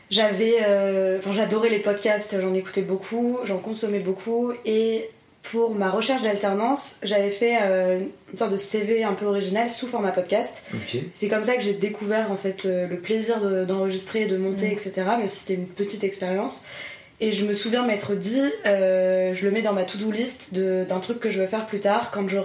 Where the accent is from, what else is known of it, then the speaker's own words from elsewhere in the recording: Tours, Centre-Val de Loire, France; j'ai 21 ans. je suis originaire de Tours